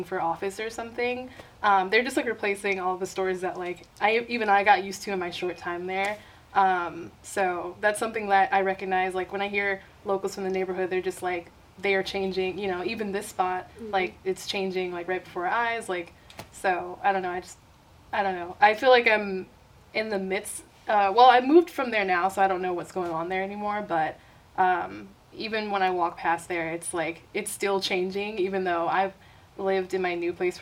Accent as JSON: {"language": "English", "region": "South Carolina", "country": "United States", "also_born_or_lived": "Uptown, Chicago", "moved": "yes", "lives_now": "Chicago, United States", "said": "I live in Uptown, but I'm actually from South Carolina"}